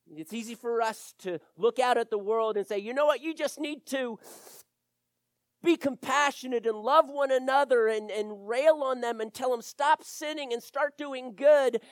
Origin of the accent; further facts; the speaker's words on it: Wilmington, Delaware, United States; now in Florida, United States; I grew up in Wilmington, Delaware